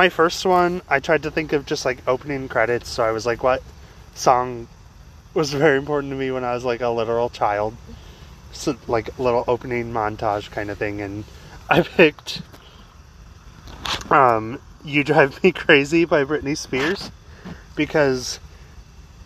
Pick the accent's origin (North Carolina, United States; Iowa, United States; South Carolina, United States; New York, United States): Iowa, United States; also born or lived in Colorado / Altoona, Iowa / Newton, Iowa; our first move from Colorado to Iowa was kind of a big deal, but I don't remember it as well because I was only, like, 4.